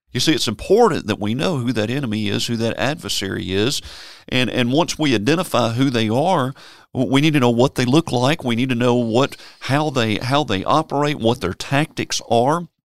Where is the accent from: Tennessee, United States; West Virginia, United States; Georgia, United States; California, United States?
Tennessee, United States; Memphis; I was born and raised in Memphis, Tennessee